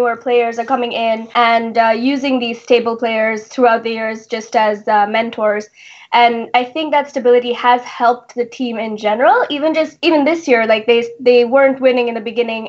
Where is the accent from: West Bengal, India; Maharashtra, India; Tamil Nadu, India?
Maharashtra, India; Mumbai; I was born in Mumbai